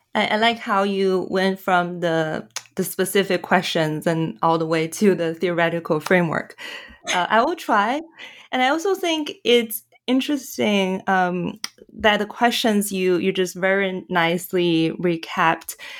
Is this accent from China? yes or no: yes; China; moved away; I'm from China, my, my family is still in China